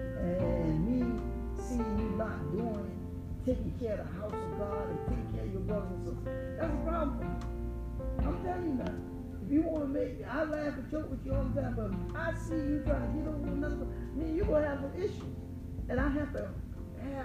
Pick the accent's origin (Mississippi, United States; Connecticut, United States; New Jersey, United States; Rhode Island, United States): New Jersey, United States; Jersey City; moved away; growing up in Jersey City